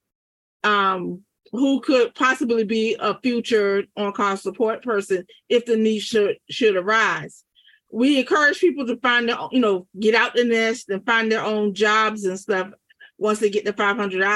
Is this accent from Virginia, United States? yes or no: yes; Norfolk, Virginia, United States; I'm from Norfolk